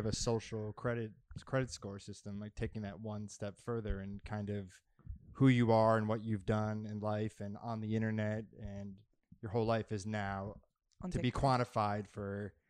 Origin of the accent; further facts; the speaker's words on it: Massachusetts, United States; I'm from Massachusetts. It's the same thing. Vacation, you're going to Florida.